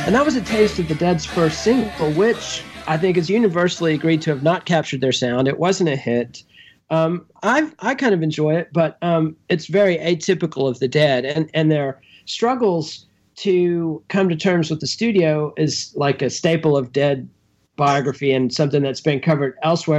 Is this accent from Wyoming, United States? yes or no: no; Texas, United States; as a Texan and a punk rocker